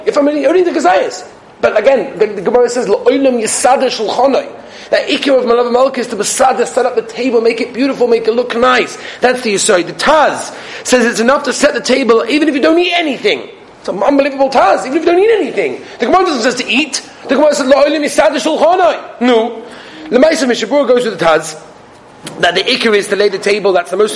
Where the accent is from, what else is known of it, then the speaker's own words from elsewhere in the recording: Australia; I'm Australian, Belgian